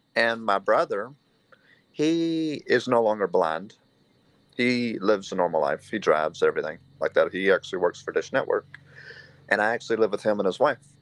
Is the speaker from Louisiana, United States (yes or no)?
yes; Shreveport, Louisiana, United States; I was born in 1991 in Shreveport, Louisiana